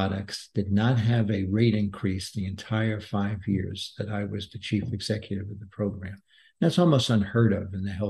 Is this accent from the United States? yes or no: yes; New York City, New York, United States; moved away as an adult; also born or lived in Washington, D.C. / Denver, Colorado; now in Texas, United States; I grew up in uh, Brooklyn, New York, an avid New York Mets fan